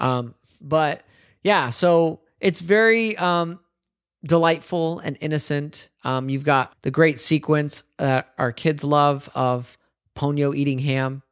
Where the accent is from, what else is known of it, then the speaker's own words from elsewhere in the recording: United States; as an American